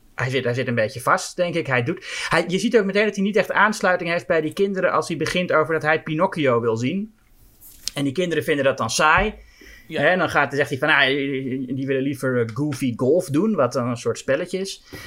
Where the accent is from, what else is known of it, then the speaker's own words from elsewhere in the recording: Netherlands; als Nederlander